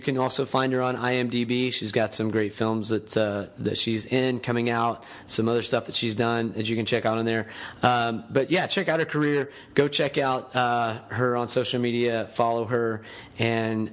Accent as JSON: {"language": "English", "town": "Panama City", "region": "Florida", "country": "United States", "tie": "born or raised there", "said": "Erin and I grew up together in Panama City, Florida"}